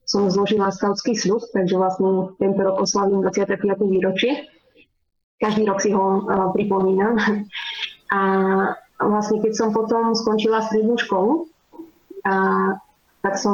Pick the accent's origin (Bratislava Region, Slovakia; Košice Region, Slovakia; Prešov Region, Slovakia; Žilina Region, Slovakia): Košice Region, Slovakia; Krompachy; moved away as an adult; now in Spain; pochádzam eh, z Krompa, z východného Slovenska.